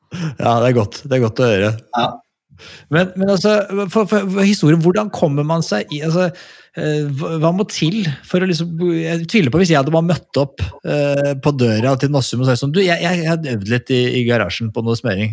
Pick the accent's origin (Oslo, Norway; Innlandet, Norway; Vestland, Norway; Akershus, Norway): Akershus, Norway; Skedsmokorset; Jeg er jo fra Skedsmokorset, og mange vil kalle det et høl